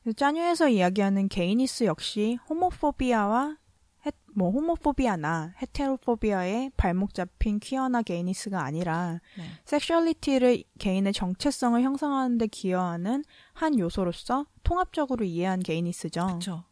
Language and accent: Korean; South Korea; 제가 한국 사람이니까